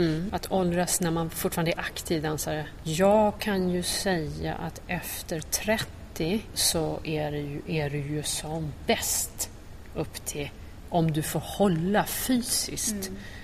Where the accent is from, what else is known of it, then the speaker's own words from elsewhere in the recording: Trångsund, Stockholm County, Sweden; lite utanför Stockholm. Trångsund heter ja. det